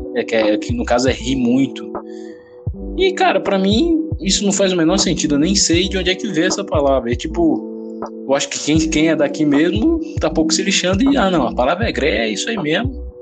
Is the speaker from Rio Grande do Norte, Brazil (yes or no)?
yes; Rio Grande do Norte, Brazil; accent: nordestino; also born or lived in Anápolis, Goiás; eu me considero potiguar porque eu vim para cá muito cedo, tinha cinco anos